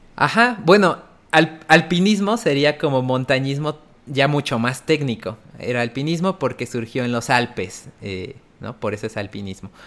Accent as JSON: {"language": "Spanish", "region": "Oaxaca", "country": "Mexico", "tie": "born or raised there", "moved": "as an adult", "lives_now": "Puebla, Mexico", "said": "nací en Puebla, pero después, pues, toda mi infancia y así crecí en Oaxaca"}